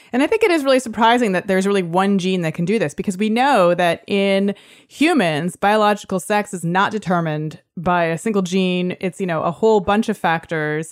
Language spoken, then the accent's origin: English; Toronto, Ontario, Canada; now in San Francisco, United States; my hometown of Toronto